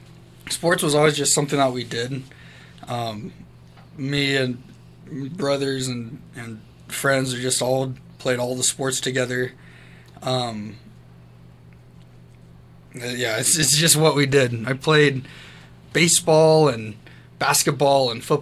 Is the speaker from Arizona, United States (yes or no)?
no; Madera Ranchos, California, United States; moved away as an adult; also born or lived in Orange County, California; now in Rapid City, United States; I grew up in the Madera Ranchos of California